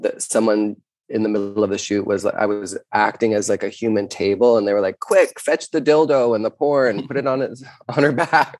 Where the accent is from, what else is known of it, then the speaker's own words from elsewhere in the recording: Canada; being a Canadian